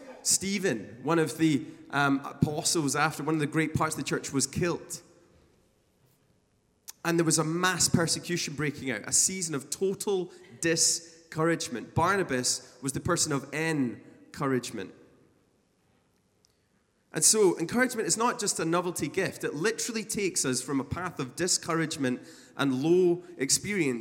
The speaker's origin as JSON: {"language": "English", "region": "Scotland", "country": "United Kingdom", "said": "a Scottish musician"}